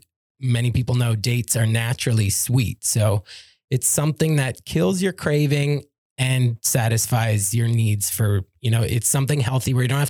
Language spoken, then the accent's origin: English; Toronto, Ontario, Canada; I'm from Toronto